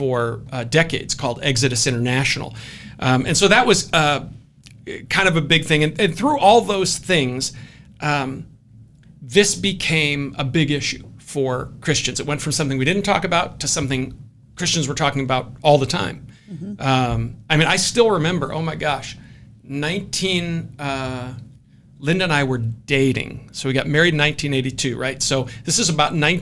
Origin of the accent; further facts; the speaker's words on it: Scotland, United Kingdom; I'm Scottish